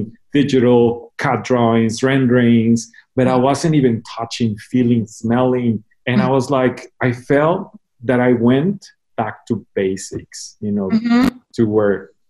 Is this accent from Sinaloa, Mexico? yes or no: yes; Mazatlán, Sinaloa, Mexico; moved away as an adult; also born or lived in United States / Japan; now in Guadalajara, Mexico; I was born in Mazatlán, Mexico, and I decided to, well, I didn't decide it, my parents decided to put me in a Catholic school, and I did my elementary, junior high and high school